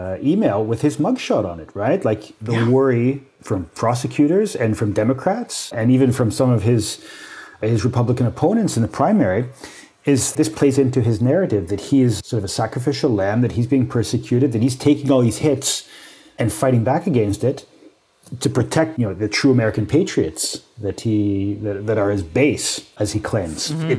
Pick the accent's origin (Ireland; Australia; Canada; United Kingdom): Canada; as a Canadian